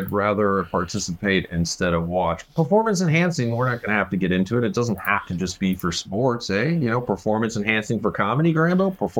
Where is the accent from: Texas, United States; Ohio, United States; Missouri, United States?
Missouri, United States; St. Louis; I grew up in St. Louis, Missouri